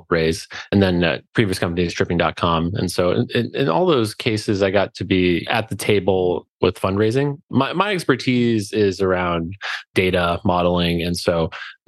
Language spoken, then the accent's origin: English; Alaska, United States; We're from Alaska